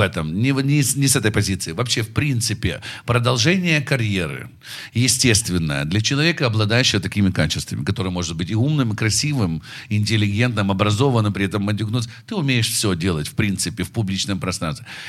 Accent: Darnytskyi District, Kyiv, Ukraine; я парень из Дарницкого района

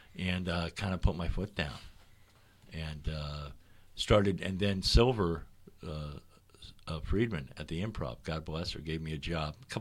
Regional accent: Miami, Florida, United States; moved away as an adult; also born or lived in St. Louis, Missouri / New York; I moved to Miami. I was raised in Miami, Florida.

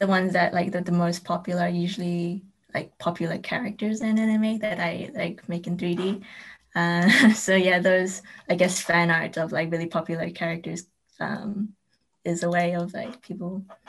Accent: New Zealand; also born or lived in Taiwan; now in London, United Kingdom; Well, I was born in New Zealand, but I'm also Taiwanese. So I've been in New Zealand and Taiwan, and now I'm in London because I studied here for uni and now I'm working here as well.

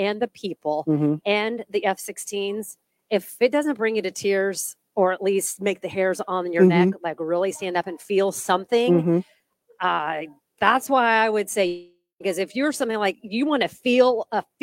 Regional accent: Brownsburg, Indiana, United States; I grew up here. I mean, I grew up in Brownsburg.

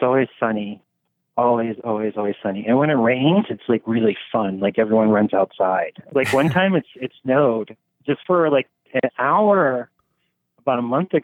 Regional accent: Ohio, United States; also born or lived in South Korea; now in Las Vegas, United States; I'm from Ohio

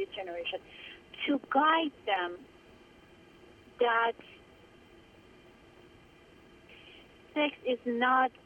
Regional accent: Iran; moved away; I grew up in Iran

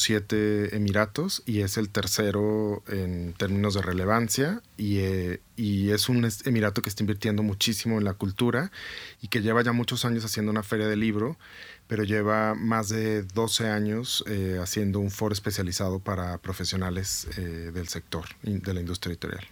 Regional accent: Guadalajara, Jalisco, Mexico; moved away as an adult; now in Bogotá, Colombia; soy tapatío y vivo eh, hace cinco años, más de cinco años ya en Bogotá.

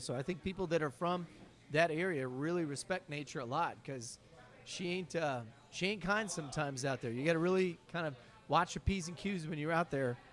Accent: Ohio, United States; moved away; also born or lived in Oregon; I'm originally from Ohio, so I'm a Midwestern kid. I grew up in the suburbs.

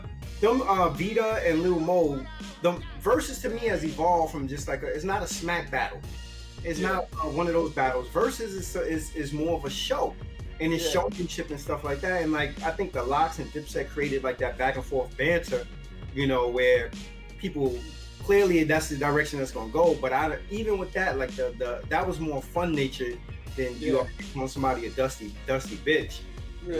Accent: New York City, New York, United States; me being a person from the Bronx

